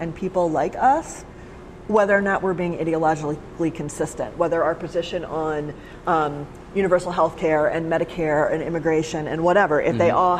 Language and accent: English; Alabama, United States; moved away; I'm from Alabama